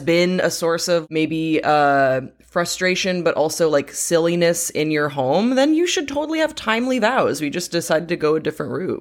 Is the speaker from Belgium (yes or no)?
yes; Belgium; moved away; the community that I grew up with in Belgium It's really, really close knit